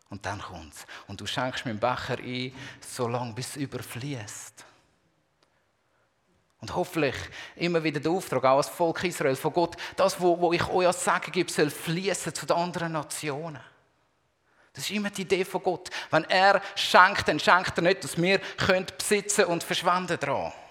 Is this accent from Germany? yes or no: no; Zurich, Switzerland; now in Basel, Switzerland; ich bin ja in der Zwischenzeit schon mehr Basler als, ähm, als Zürcher.